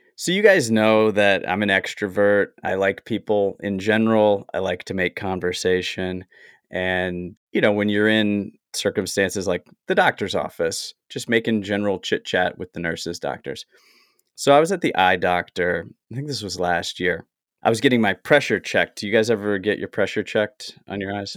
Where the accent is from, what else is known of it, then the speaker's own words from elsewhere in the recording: the South, United States; now in Los Angeles, United States; I grew up in the South